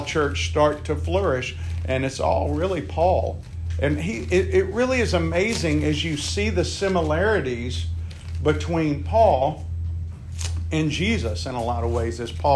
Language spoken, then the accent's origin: English; Mississippi, United States; I'm from Mississippi